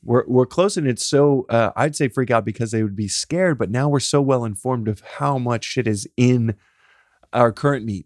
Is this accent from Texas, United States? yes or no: yes; Texas, United States; I'm a guy from Texas